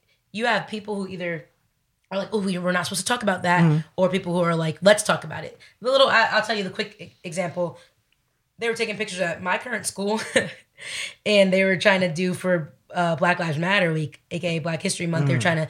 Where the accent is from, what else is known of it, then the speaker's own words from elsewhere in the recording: Dominican Republic; I am Dominican.